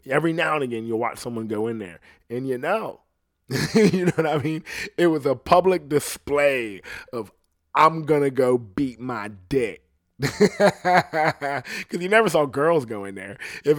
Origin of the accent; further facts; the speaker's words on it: Ohio, United States; And I'm like, I'm from Ohio. And I'm like, people from Ohio don't talk like that.